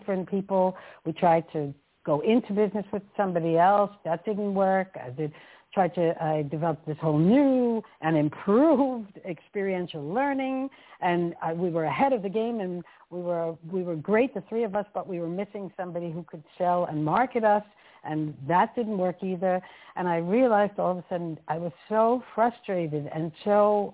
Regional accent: New York, United States; moved away as an adult; now in Amsterdam, Netherlands; my journey took me from the States where I was born and raised in New York and the East Coast, and I've been in Amsterdam for more than 35 years

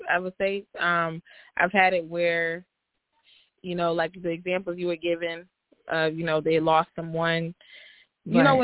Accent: Orlando, Florida, United States; I'm from Orlando, but I'm in Baltimore right now doing some work

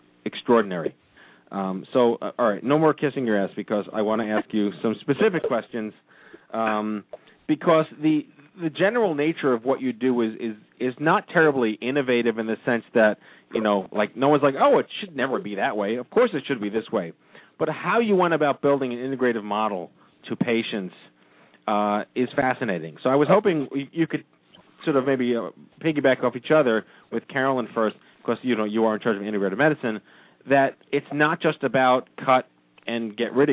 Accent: New York, United States; I'm from New York

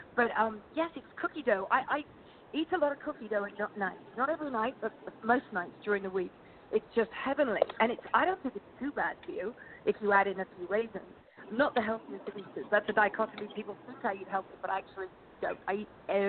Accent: England, United Kingdom; moved away as an adult; now in Santa Clarita, United States; I came from England about 25 years ago

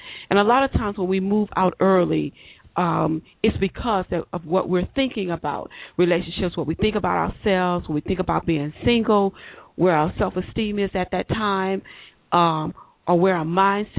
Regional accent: Baton Rouge, Louisiana, United States; I'm from Baton Rouge, Louisiana

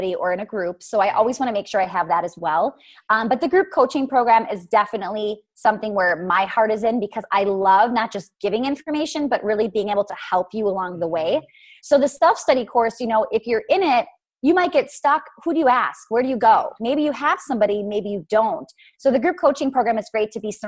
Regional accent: Milwaukee, Wisconsin, United States; it's in Milwaukee and it's my hometown. It's where I've grown up

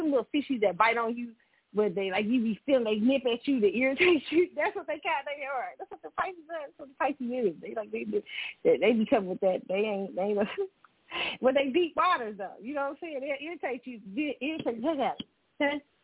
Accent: Kansas City, Missouri, United States; Kansas City, my hometown

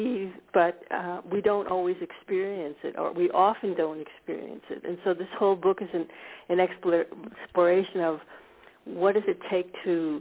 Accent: United States; moved away as an adult; now in Scandinavia; I was born in America. I grew up actually in a suburb of Washington, D.C.

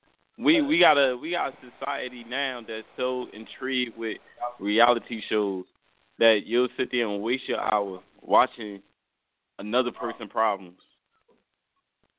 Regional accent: Newark, New Jersey, United States; I come from Newark

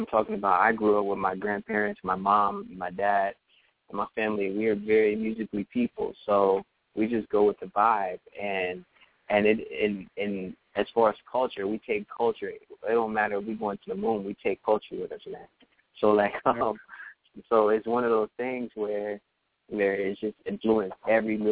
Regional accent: New Orleans, Louisiana, United States; moved away as an adult; also born or lived in Texas; now in Los Angeles, United States; I grew up in New Orleans and all over Louisiana.

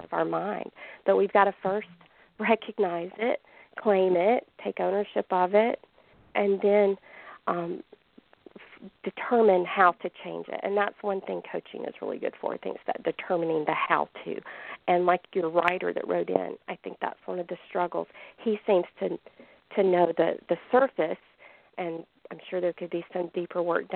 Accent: Alabama, United States; now in Canada; I am from Alabama originally, even though I'm living way up here

